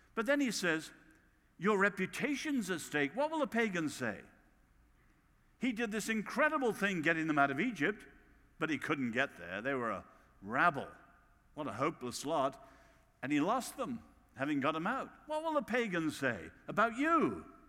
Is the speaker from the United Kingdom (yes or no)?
yes; England, United Kingdom; accent: English